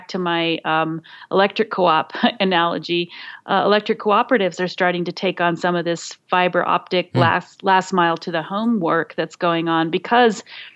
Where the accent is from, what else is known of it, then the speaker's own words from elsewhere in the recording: Colorado, United States; my home state of Colorado